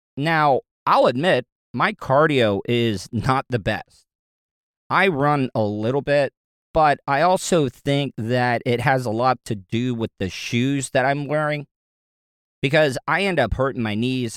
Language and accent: English; Florida, United States; growing up in Florida, I know how to swim